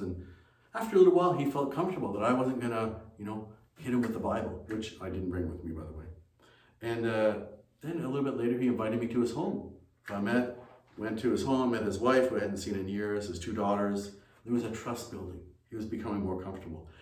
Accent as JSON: {"language": "English", "region": "Ontario", "country": "Canada", "tie": "born or raised there", "also_born_or_lived": "China", "moved": "as an adult", "said": "Ontario where we lived at that time"}